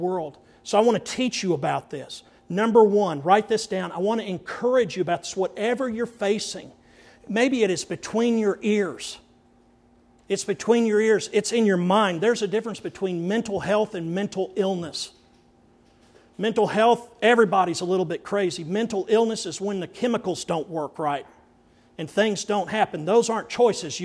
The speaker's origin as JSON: {"language": "English", "town": "Andrews", "country": "United States", "tie": "born or raised there", "said": "growing up in Andrews"}